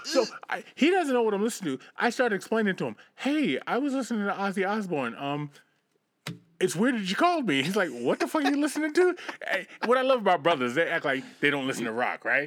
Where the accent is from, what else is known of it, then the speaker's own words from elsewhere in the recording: United States; accent: American; I'm gonna be the American, and my accent's gonna make me that much hotter